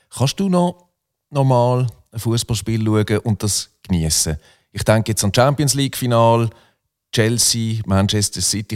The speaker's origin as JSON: {"language": "German", "town": "Muttenz", "region": "Basel-Landschaft", "country": "Switzerland", "tie": "born or raised there", "also_born_or_lived": "Solothurn", "said": "Ich bin 1977 geboren, 1981 von Solothurn nach Muttens gezogen, etwa einen Kilometer Luftlinie vom St. Jakob"}